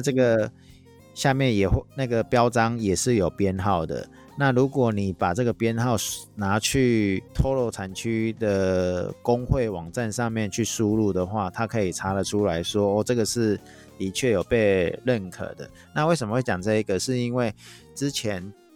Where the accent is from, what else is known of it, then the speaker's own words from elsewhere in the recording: Taiwan; accent: Taiwanese Mandarin; 像我这种台湾国语的